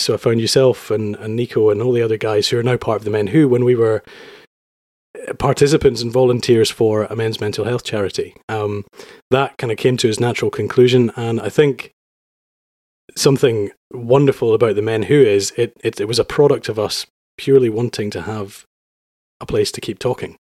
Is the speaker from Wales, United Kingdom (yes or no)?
no; Edinburgh, Scotland, United Kingdom; moved away as an adult; also born or lived in London; I'm from Edinburgh. I lived for London in ten years